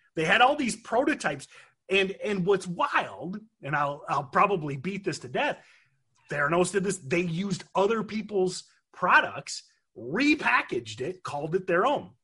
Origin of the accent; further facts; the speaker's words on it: Michigan, United States; growing up in Michigan, I know I'm supposed to be a General Motors guy